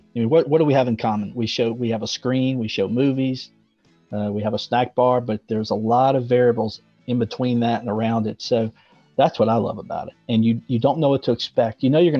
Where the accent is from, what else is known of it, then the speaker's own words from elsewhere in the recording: Mississippi, United States; moved away; also born or lived in Virginia / Pennsylvania; I'm originally from Mississippi, and then we moved up to Virginia, and then I actually graduated high school. Fun fact for all you Pennsylvania folks, I graduated high school in Westchester, Pennsylvania.